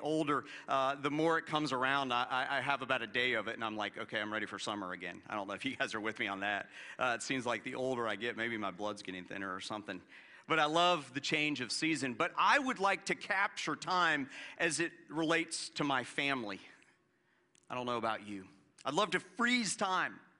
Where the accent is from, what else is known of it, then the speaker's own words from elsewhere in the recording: Florida, United States; moved away; growing up in Florida where we didn't have much of a change of season